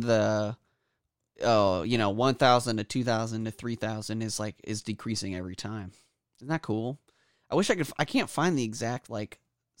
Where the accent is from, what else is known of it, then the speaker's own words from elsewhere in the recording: Kansas, United States; It's so weird growing up here. Like, that I grew up in Kansas.